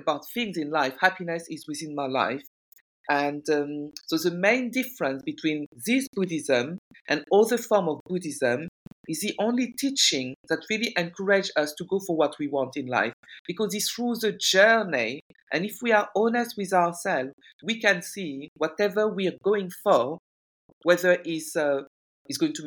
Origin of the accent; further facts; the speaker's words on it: France; moved away as an adult; also born or lived in Guinea; now in United Kingdom; I'm originally from Guinea-Conakry. I speak French. I was brought up in France.